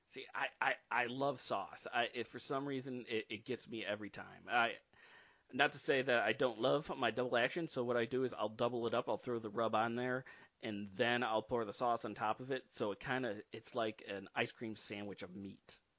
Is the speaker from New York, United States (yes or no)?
yes; Hamlin, New York, United States; I grew up out in Hamlin, New York. I grew up pretty much out in the boons